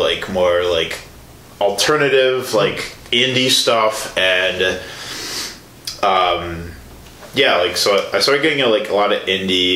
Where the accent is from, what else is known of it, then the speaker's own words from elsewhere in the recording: Chicago, Illinois, United States; being from Chicago